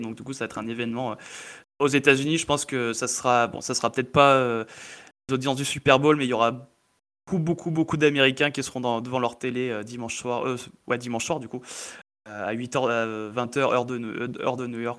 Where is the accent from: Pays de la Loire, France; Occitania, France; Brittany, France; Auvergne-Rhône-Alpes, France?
Auvergne-Rhône-Alpes, France; Valence; on est de Valence